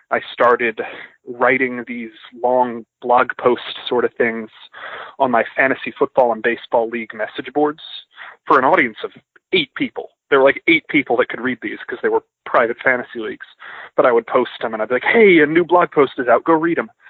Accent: Georgia, United States; I'm originally from outside of Atlanta.

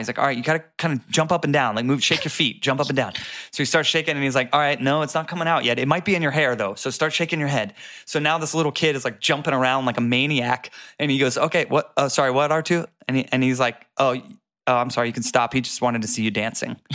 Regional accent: Florida, United States; I grew up in Florida

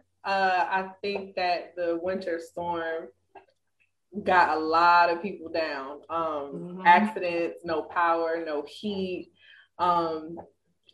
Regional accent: Ohio, United States; moved away as an adult; now in Dallas, United States; I'm from Ohio, where we have salt trucks

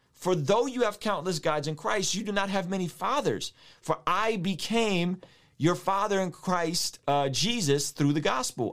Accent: San Diego, California, United States; When I was a kid, I grew up in San Diego, a, a neighborhood called Normal Heights

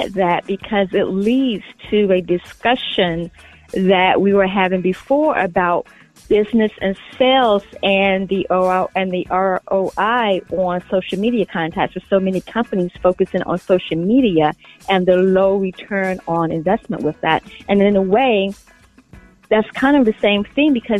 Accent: Chesapeake, Virginia, United States; moved away as an adult; also born or lived in Norfolk, Virginia; now in Washington, D.C., United States; I am originally from Chesapeake, Virginia, the Tidewater area.

